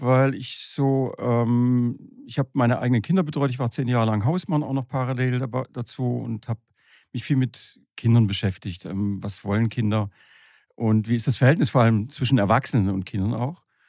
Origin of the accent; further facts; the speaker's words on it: Horb am Neckar, Baden-Württemberg, Germany; ich komme aus Horb am Neckar